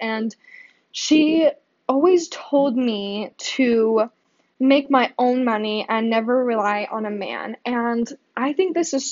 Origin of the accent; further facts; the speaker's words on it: Boise, Idaho, United States; I was born and raised here in Boise